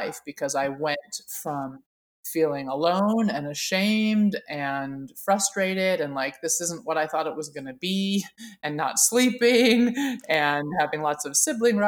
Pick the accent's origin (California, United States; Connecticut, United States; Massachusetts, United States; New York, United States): California, United States; Oakland; I was raised in Oakland, California in the 70s, and it was a really exciting time to be growing up there